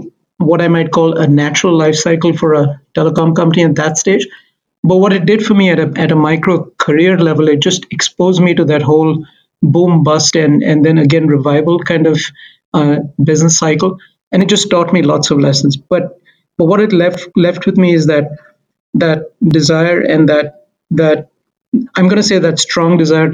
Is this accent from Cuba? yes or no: no; India; moved away as an adult; also born or lived in Mumbai, India; now in Canada; originally, I am a CA from India